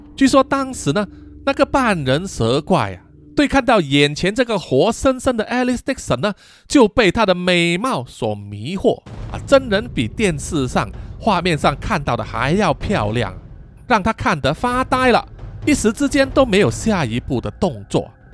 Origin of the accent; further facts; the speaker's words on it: Malaysia; 作为马来西亚人